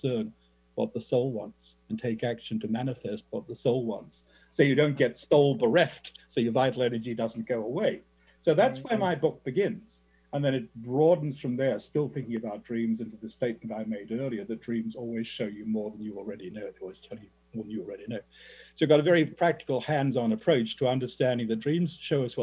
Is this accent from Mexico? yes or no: no; Australia; my native Australia